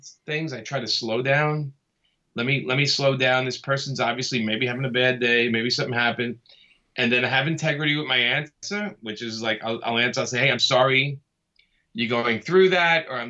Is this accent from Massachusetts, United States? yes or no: no; New York City, New York, United States; I grew up in Brooklyn.